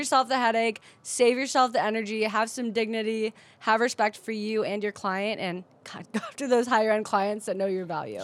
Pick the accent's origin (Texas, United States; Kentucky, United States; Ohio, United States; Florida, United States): Ohio, United States; Cleveland; now in San Diego, United States; I grew up in Cleveland, Ohio, where nobody's nobody